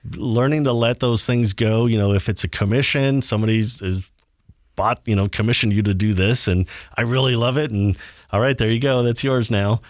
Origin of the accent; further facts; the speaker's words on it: Southern California, United States; growing up in Southern California in the, you know, in the seventies and early eighties